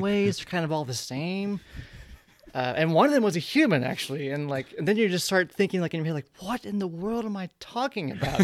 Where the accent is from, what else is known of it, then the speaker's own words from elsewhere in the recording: Ardmore, Oklahoma, United States; moved away as an adult; now in New York, United States; growing up in Ardmore, Oklahoma